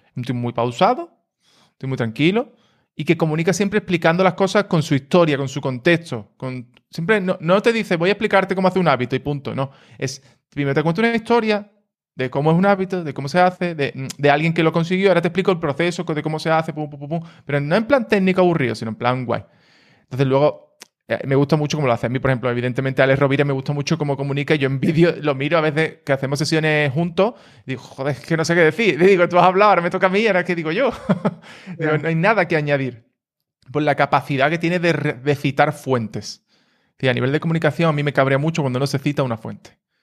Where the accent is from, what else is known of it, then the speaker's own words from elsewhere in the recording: Cádiz, Andalusia, Spain; yo también soy de Cádiz, entonces la gente que somos de Cádiz, pues somos un poco así